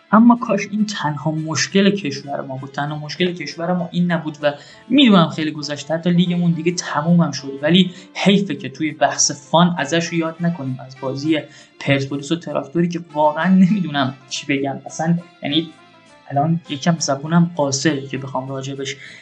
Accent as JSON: {"language": "Persian", "town": "Shiraz", "region": "Fars", "country": "Iran"}